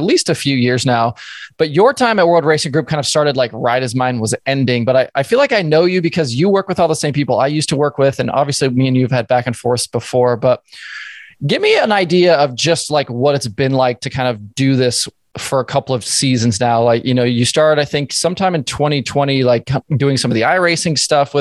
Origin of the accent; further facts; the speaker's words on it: the Northwest, Pacific Northwest, United States; I was kind of growing up in the Northwest